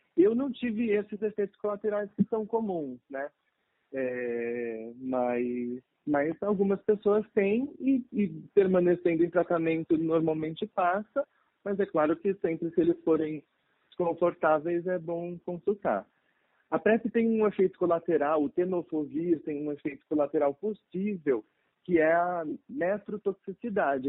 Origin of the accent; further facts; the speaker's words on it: São Paulo, Brazil; moved away as an adult; now in Pelotas, Brazil; sou paulista, mas atualmente estudo medicina na faculdade na Universidade Federal de Pelotas